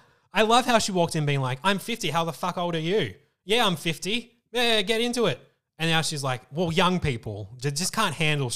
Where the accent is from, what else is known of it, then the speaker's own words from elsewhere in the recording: Moorabbin, Victoria, Australia; Eastern suburbs, Moorabbin.